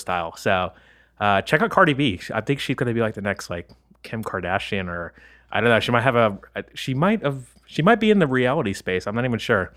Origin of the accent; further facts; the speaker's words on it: the South, United States; moved away; I come from the South